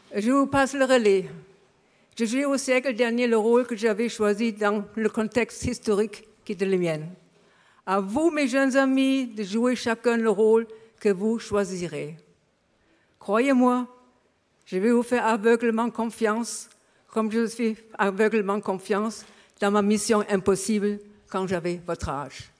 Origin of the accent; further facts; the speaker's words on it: Berlin, Germany; French is a second language; moved away as an adult; now in France; mon enfance à Berlin m'avait forgé une sensibilité particulière